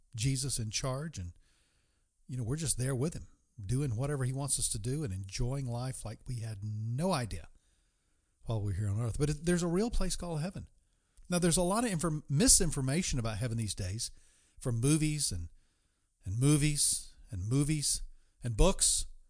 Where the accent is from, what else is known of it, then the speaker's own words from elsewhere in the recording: East Coast, United States; moved away; my hometown, the East Coast